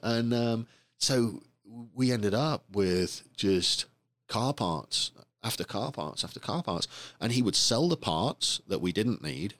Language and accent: English; England, United Kingdom; moved away; I grew up in England